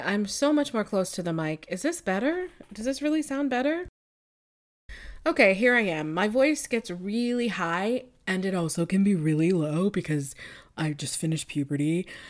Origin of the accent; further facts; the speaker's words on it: Buffalo, New York, United States; I'm from Buffalo, New York